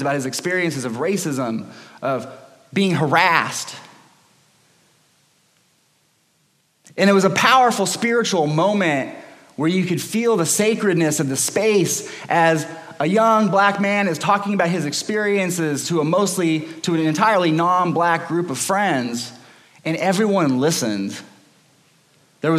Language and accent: English; Los Angeles, California, United States; When I was 18, I was growing up in Los Angeles in California